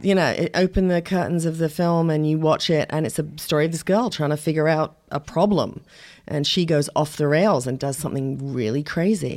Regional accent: England, United Kingdom; moved away; also born or lived in Shamokin, Pennsylvania; I was brought up mostly in England, but my father was Ukrainian American

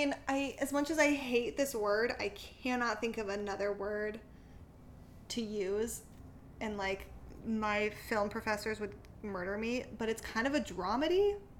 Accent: Bay Area, California, United States; I grew up in the Bay Area.

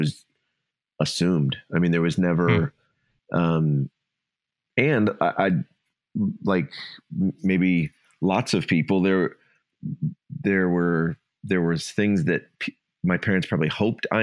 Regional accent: Ohio, United States; moved away; Ohio. I was raised in Ohio

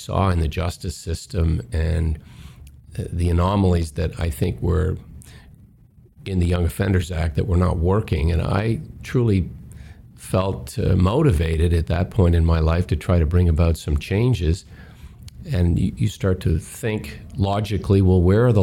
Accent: Westray mine hometown, Nova Scotia, Canada; Something quite catastrophic happened in my hometown. There was an explosion in a mine, the Westray mine

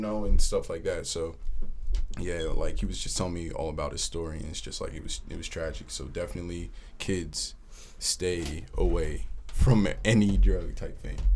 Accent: New Jersey, United States; I'm hailing from Jersey

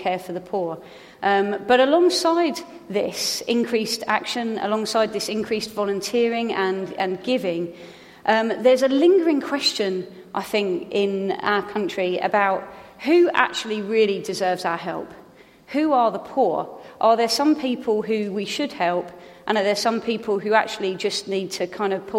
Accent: Hastings, South East England, United Kingdom; I grew up in Hastings.

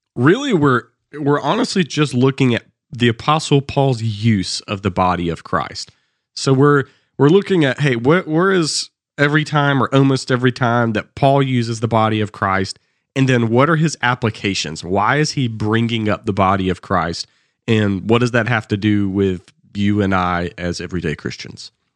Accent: the South, United States; accent: Southern

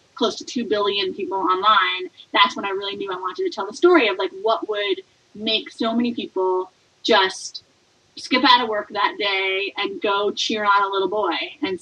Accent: Port Chester, New York, United States; moved away as an adult; also born or lived in Connecticut; now in San Francisco Bay Area, United States; I grew up in Portchester, New York, which is a suburb outside of Manhattan, about 30 minutes north

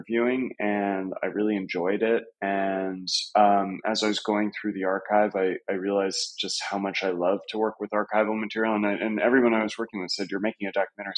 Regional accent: California, United States; moved away as an adult; now in New York, United States; I grew up in California in the late 90s

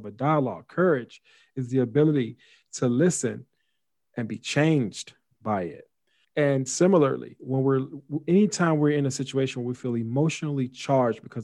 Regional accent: United States

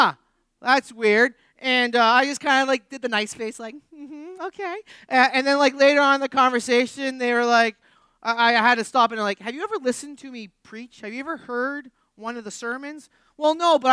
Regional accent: New England, United States; I grew up in New England.

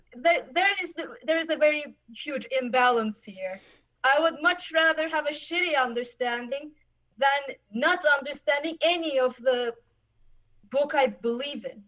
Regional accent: Istanbul, Turkey; moved away as an adult; now in Germany; I was born and raised in Turkey

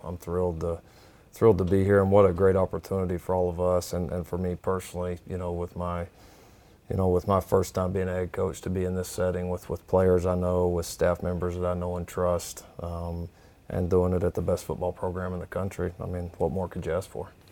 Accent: Texas, United States; growing up in a program that in the state of Texas

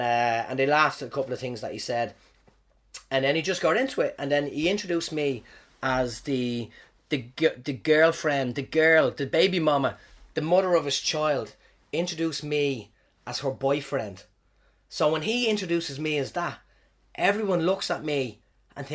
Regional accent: Ireland; moved away as an adult; now in New Zealand; I'm from Ireland

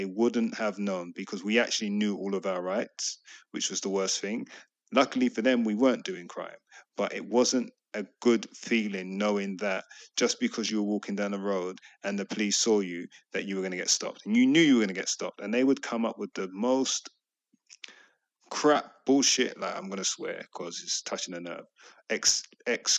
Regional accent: London, United Kingdom; we grew up in Hackney

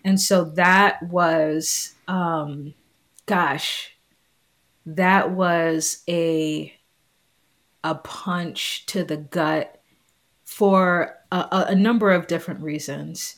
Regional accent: New York City, New York, United States; moved away as an adult; also born or lived in Long Island, New York / Notre Dame, Indiana; I grew up in Staten Island, New York. Um, I was born in Long Island, moved to Staten Island when I was three years old

